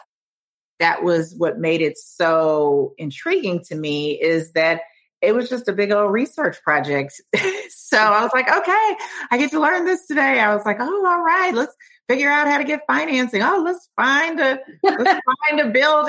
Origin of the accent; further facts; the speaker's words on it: Oakland, California, United States; moved away as an adult; also born or lived in Washington, District of Columbia, United States; now in Falls Church, United States; I'm originally from California, Oakland. I'm from Oakland, California.